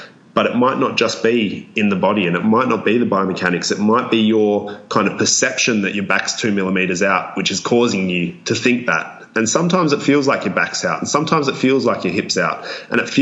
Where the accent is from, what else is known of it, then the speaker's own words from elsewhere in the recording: Australia; accent: Australian; my Australian accent and any of my Australianisms